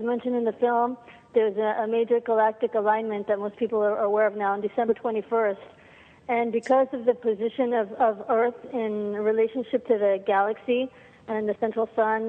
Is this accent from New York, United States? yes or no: yes; New York, United States; also born or lived in Argentina; I grew up in New York